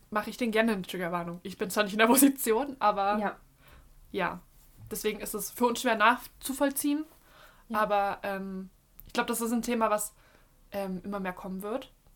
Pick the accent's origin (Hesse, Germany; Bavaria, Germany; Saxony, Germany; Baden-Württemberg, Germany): Saxony, Germany; Leipzig; mit meiner Familie bei uns in Leipzig